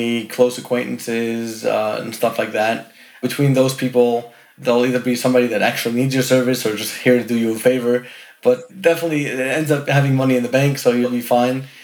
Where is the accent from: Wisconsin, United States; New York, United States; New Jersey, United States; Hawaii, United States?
New York, United States; New York City; I was born and raised in Brooklyn, New York City, the borough of Brooklyn